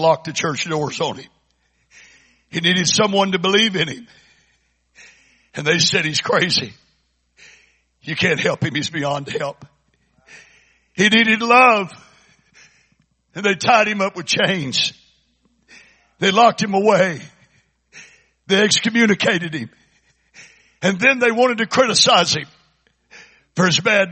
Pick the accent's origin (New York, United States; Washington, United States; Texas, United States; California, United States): Texas, United States; Port Arthur; I was raised in First Pentecostal Church in Port Arthur